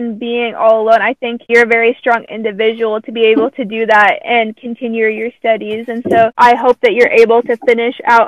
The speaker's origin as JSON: {"language": "English", "country": "United States", "tie": "born or raised there", "said": "I'm American, I've grown up here"}